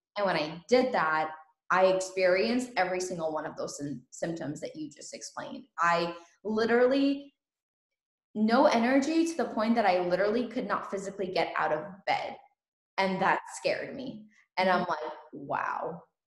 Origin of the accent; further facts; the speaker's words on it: Ukraine; now in United States; I was born in Ukraine